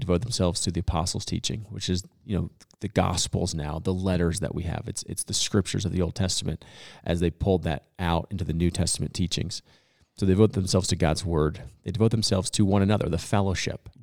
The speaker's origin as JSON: {"language": "English", "town": "Boulder", "region": "Colorado", "country": "United States", "tie": "born or raised there", "said": "I was actually born and raised in Boulder, Colorado"}